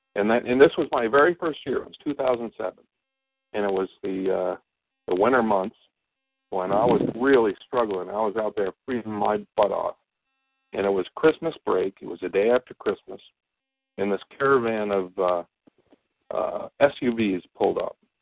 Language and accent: English; Bennington, Vermont, United States; moved away as an adult; I moved away from Bennington for about 20 years